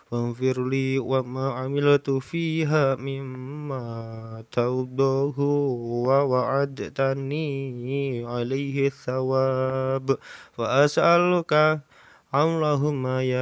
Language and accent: Indonesian; Java, Indonesia; kita sebagai orang muslim ya dan juga sebagai orang Jawa